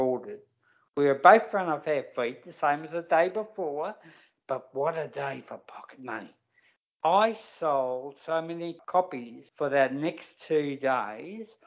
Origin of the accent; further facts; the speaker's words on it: Melbourne, Victoria, Australia; also born or lived in Broadmeadows; I was raised in North Melbourne